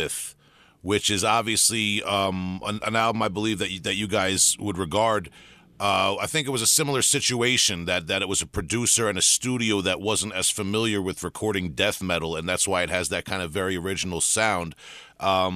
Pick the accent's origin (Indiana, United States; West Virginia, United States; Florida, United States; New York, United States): New York, United States; Long Island; accent: Long Island; I'm from New York